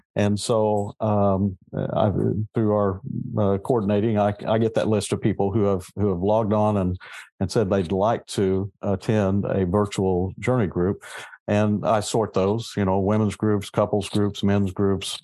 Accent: Southeast Kansas, United States; moved away as an adult; also born or lived in Northeast Oklahoma / Missouri; now in Corpus Christi, United States; I grew up in Southeast Kansas

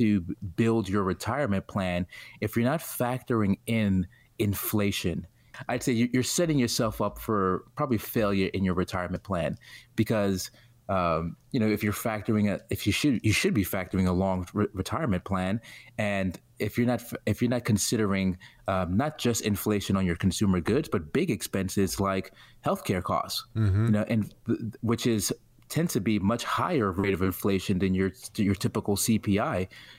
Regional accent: New York City, New York, United States; From Brooklyn, New York, born and raised.

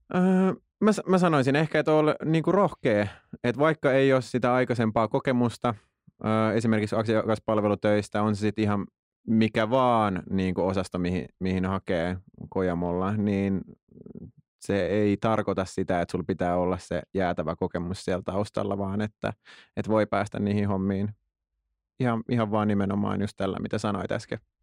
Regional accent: Tuusula, Uusimaa, Finland; mä oon Tuusulasta

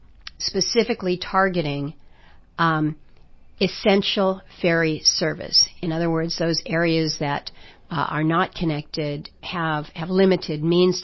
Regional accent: Ketchikan, Alaska, United States; also born or lived in Juneau, Alaska / Wrangell, Alaska; I was raised here in Southeast, born in Ketchikan, and lived here in Juneau and in Wrangell.

